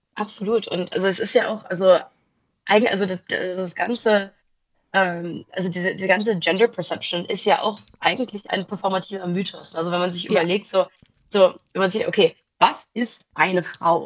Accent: outside Zurich, Switzerland; also born or lived in Großburgwedel, Lower Saxony, Germany / Herliberg, Switzerland; now in Berlin, Germany; danach sind wir in die Schweiz gezogen. Ähm, also ich bin nicht auf dem Land außerhalb von Zürich aufgewachsen.

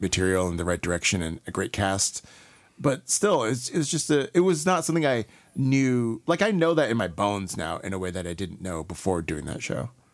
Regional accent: Houston, Texas, United States; also born or lived in Columbus, Mississippi / Raleigh, North Carolina; I'm from Texas

